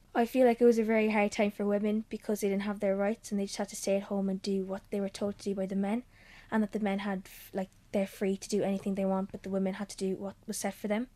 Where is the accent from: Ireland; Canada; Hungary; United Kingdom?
Ireland; Cork, Munster; I'm fourteen and I'm from Cork